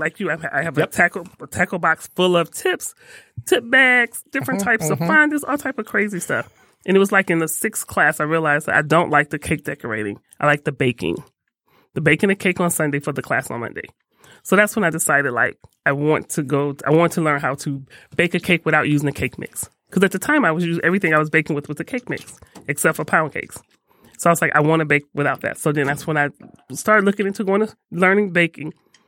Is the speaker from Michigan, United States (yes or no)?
yes; Detroit, Michigan, United States; Nope, born and raised in Detroit.